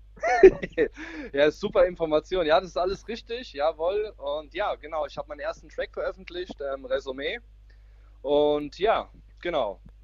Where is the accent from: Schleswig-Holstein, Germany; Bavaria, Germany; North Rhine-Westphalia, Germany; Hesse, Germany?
Hesse, Germany; Braunfels; Ich komme aus Mittelhessen, ähm, genauer gesagt aus Braunfels